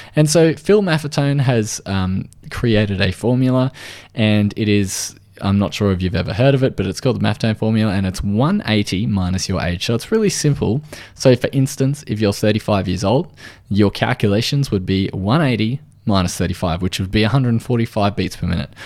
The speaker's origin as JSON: {"language": "English", "country": "Australia"}